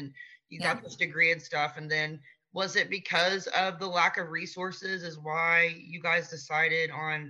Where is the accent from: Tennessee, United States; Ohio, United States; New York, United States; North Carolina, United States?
Ohio, United States; Gallia County; born or raised there